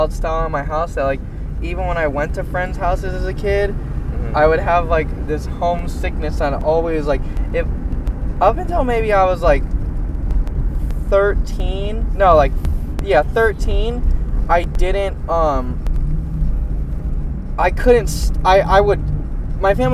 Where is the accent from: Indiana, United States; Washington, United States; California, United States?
California, United States; Orange County; from my hometown in Orange County